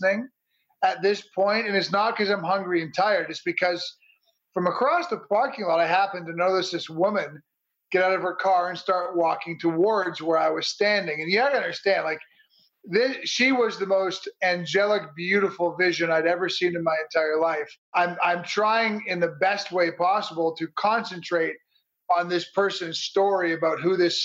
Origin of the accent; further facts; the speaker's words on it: Toronto, Ontario, Canada; moved away; also born or lived in Chicago, Illinois; I'm from Toronto, Canada, originally